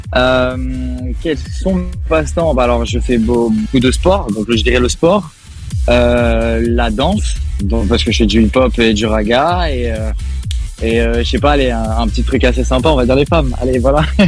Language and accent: French; Nice, Provence-Alpes-Côte d'Azur, France; chez moi à Nice